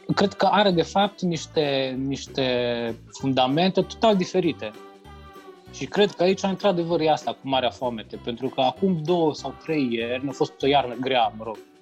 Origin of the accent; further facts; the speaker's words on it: Romania; moved away as an adult; now in Ireland; toți sunt irlandezi, numai eu sunt român acolo între ei